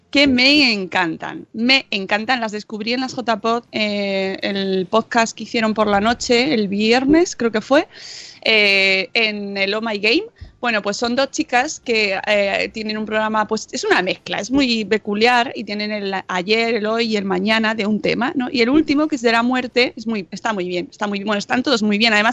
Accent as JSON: {"language": "Spanish", "region": "Community of Madrid", "country": "Spain", "said": "No soy manchega, pero madrileña."}